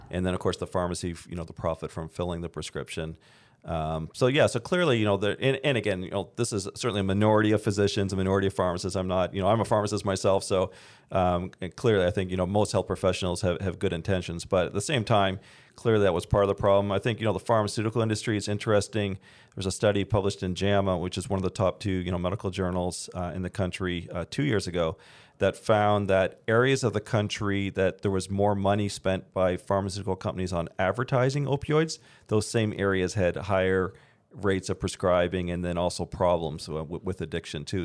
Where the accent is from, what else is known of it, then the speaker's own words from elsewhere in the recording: Canada; now in United States; I'm originally from Canada. I'm a dual citizen